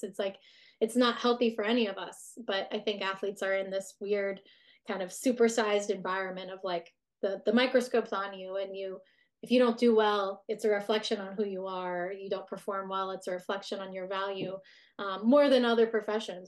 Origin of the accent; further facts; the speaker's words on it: United States; we are very work centric as an American society